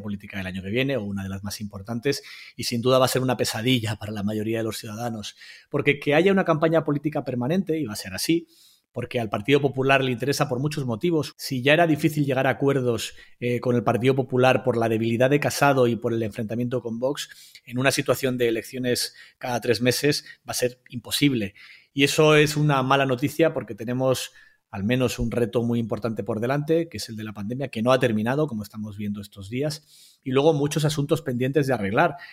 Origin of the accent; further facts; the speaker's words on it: Burgos, Castile and León, Spain; las de mi tierra, yo soy de Burgos